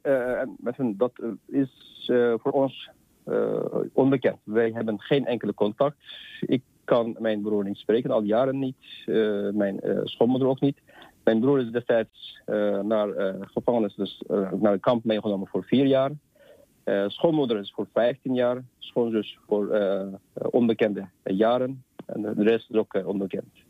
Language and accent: Dutch; Hotan, Xinjiang, China; now in Netherlands; in de zuidelijke gedeelte waar ik vandaan kom, dus Hotan